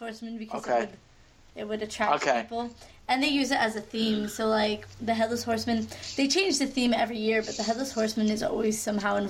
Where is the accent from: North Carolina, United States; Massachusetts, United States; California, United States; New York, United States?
New York, United States; We're from New York